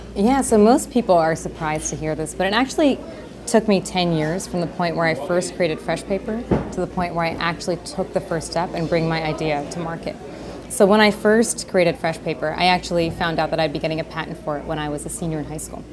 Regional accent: Howard County, Maryland, United States; Growing up in a place like Howard County, you see so much abundance

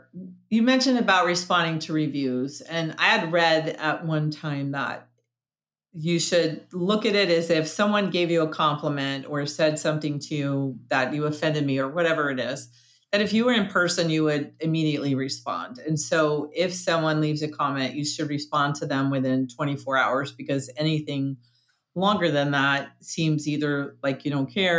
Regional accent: New York, United States; it might be because I grew up in New York

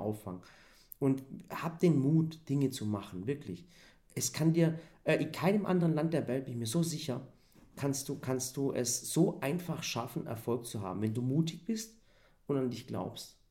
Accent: Swabia, Baden-Württemberg, Germany; weil ich ja selber Schwabe bin, war ich auch noch für die Schwaben

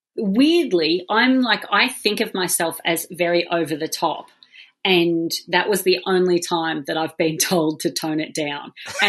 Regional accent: Australia; Being Australian, we take culture from both of those

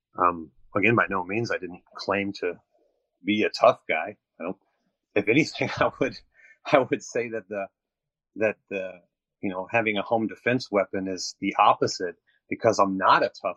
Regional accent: St. Louis, Missouri, United States; I come from St. Louis, which is the murder capital of the United States.

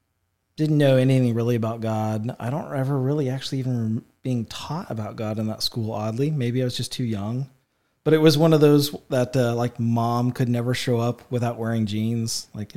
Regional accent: Effingham, Illinois, United States; Yeah, I was born and raised in Effingham. I lived out in Mason.

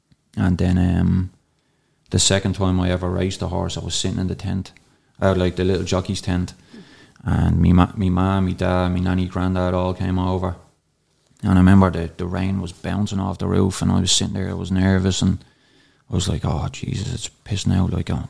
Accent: Darndale, Leinster, Ireland; I'd say, up in around 10 horses like growing up in Darndale, and most of them got pounded.

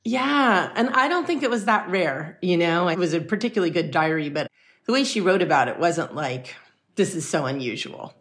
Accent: Los Angeles, California, United States; I grew up in Los Angeles in the heart

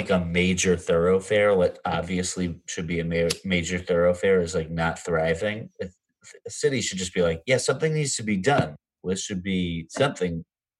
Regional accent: Massachusetts, United States; now in Jersey City, United States; I grew up in Mass

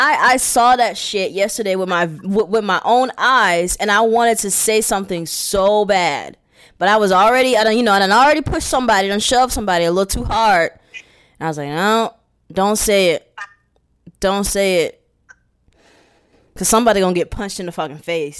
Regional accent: California, United States; I'm going to show you where I'm really from. I'm from West Orange County, bitch.

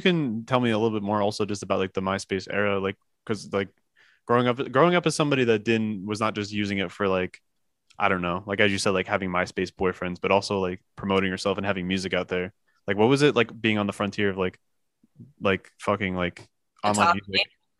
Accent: New Jersey, United States; now in New York, United States; I'm already from Jersey, so you know that I'm a clown. I'm paying excessive amounts of rent in New York.

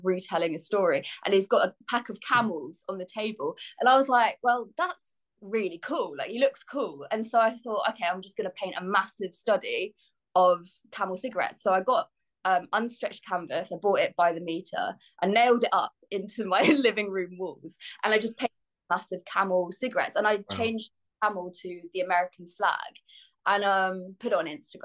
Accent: Bedfordshire, East of England, United Kingdom; moved away as an adult; also born or lived in London; I grew up in Bedfordshire

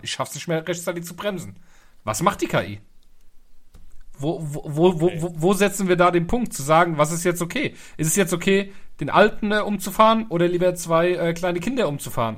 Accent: Germany; bei uns in Deutschland

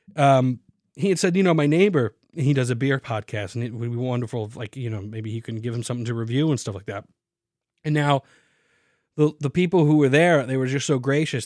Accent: New York City, New York, United States; I'm from Staten Island, New York

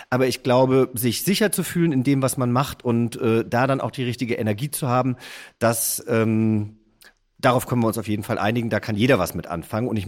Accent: Hesse, Germany; denn ich bin ja Hesse

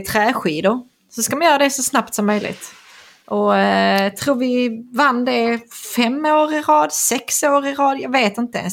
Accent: Skanör, Skåne, Sweden; I Skanör, där jag växte upp

